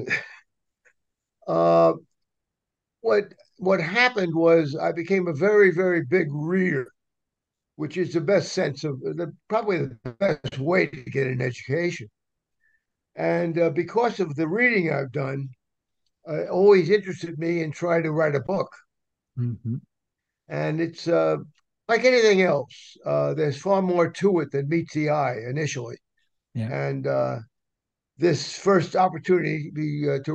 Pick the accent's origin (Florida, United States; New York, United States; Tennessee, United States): New York, United States; New York City; also born or lived in Atlanta; now in Trumbull, United States; I grew up in the streets of New York, which is a great education in one way.